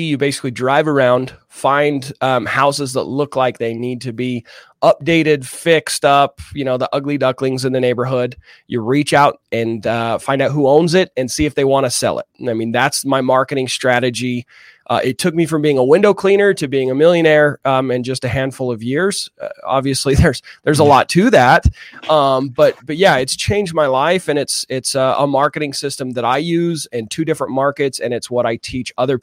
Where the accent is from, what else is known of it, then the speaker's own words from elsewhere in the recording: Utah, United States; I grew up here in Utah